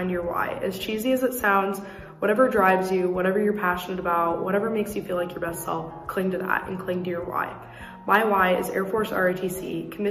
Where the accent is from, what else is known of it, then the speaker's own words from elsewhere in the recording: Raymond, Nebraska, United States; I'm from Raymond, Nebraska